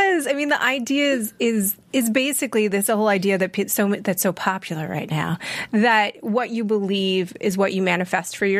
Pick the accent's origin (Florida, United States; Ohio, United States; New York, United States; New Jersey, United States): New York, United States; I'm from New York